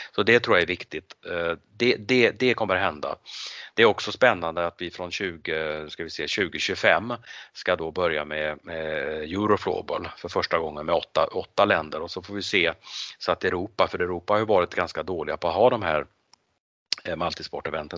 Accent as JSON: {"language": "Swedish", "country": "Sweden", "said": "Och du och jag som svenskar och som europeer"}